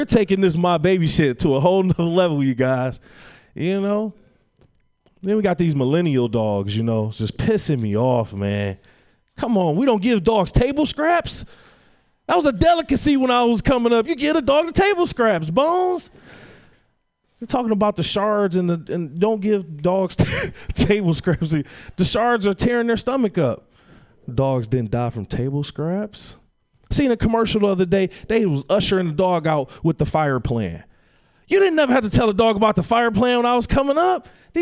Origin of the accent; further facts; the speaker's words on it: Detroit, Michigan, United States; moved away; I'm from Detroit